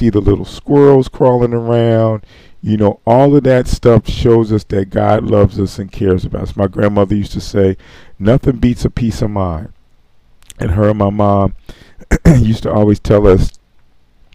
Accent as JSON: {"language": "English", "town": "Philadelphia", "region": "Pennsylvania", "country": "United States", "tie": "born or raised there", "also_born_or_lived": "Camden, New Jersey", "said": "I was born and raised in Philadelphia."}